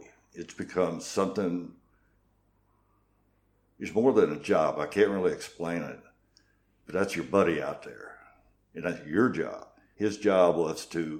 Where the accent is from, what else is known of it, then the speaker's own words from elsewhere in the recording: New Madrid, Missouri, United States; I grew up in small town America